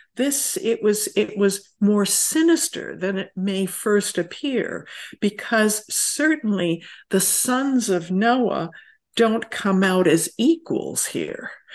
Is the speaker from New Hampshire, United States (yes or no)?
no; rural upstate New York, United States; moved away; I grew up in rural upstate New York